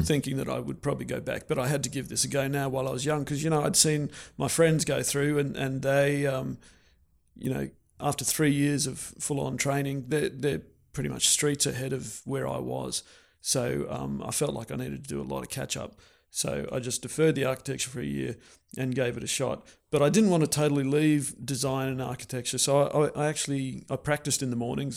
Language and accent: English; Canberra, Australian Capital Territory, Australia; moved away as an adult; also born or lived in Brisbane, Australia; I grew up in Canberra